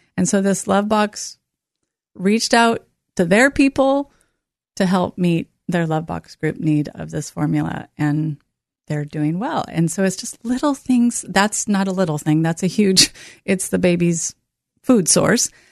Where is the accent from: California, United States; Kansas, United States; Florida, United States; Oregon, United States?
Oregon, United States; North Bend; I grew up in North Bend, Oregon